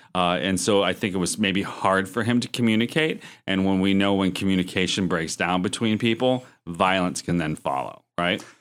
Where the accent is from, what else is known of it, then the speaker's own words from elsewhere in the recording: Erie, Pennsylvania, United States; my hometown of Erie